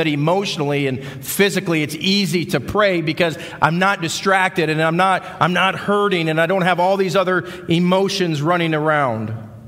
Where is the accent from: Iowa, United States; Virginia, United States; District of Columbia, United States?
Iowa, United States; accent: Midwestern; moved away as an adult; We came from Iowa, so if you're out there trying to figure out what the accent is, we're Midwesterners